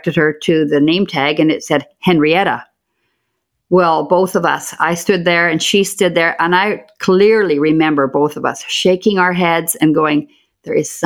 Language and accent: English; Port Alberni, British Columbia, Canada; also born or lived in Duncan, British Columbia; I grew up in Port Alberni.